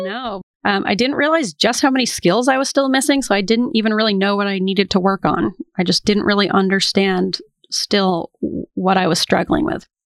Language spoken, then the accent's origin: English; Portland, Maine, United States; I am from Portland, Maine, and I grew up next to a cemetery